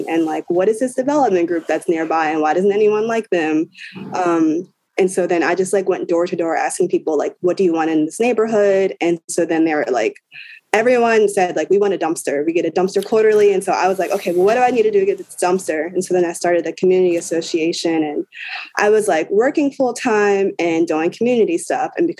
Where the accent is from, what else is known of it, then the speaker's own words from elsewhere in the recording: Baltimore, Maryland, United States; also born or lived in Philadelphia; I'm from Baltimore